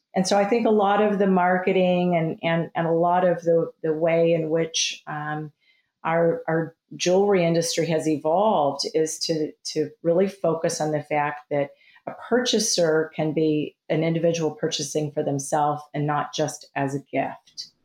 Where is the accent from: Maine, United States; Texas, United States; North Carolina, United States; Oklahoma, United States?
Texas, United States; moved away as an adult; I grew up in Texas